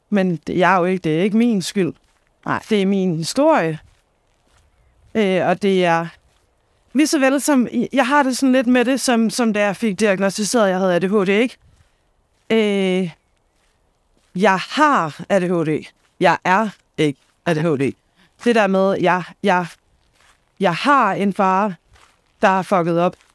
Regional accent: Copenhagen, Capital Region of Denmark, Denmark; nu er det ikke, fordi jeg kommer fra Danmarks største

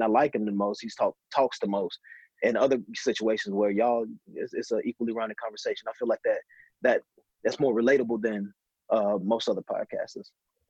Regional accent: Mississippi, United States; also born or lived in California; now in Florida, United States; So I'm from Mississippi.

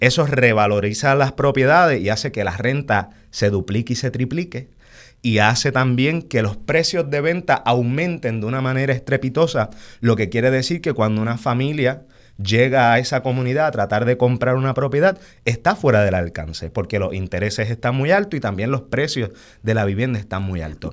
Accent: San Juan, Puerto Rico; also born or lived in Santurce; Yo soy natural de Río Piedras, pero en ese momento estaba residiendo en la zona de Santurce

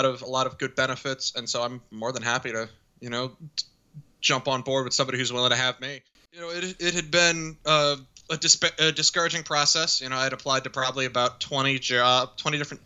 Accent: Arlington, United States; I grew up in Arlington

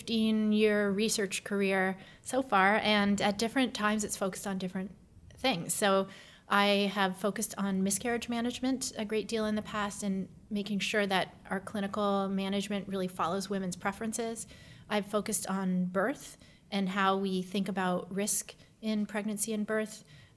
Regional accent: Canada; moved away as an adult; now in United States; I am Canadian originally, born to American parents who happened to be living in Canada at the time, or my mother anyway. And I grew up there until college

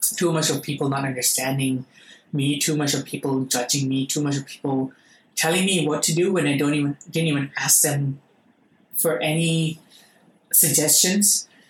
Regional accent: Thailand; I'm actually an Indian Thai

